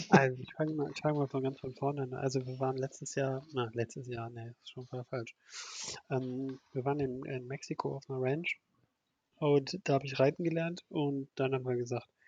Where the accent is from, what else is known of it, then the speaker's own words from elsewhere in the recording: Oberhausen, North Rhine-Westphalia, Germany; also für Ruhrgebietsverhältnisse, ich komme ja aus Oberhausen, da gibt es fünf Autobahnen in Oberhausen.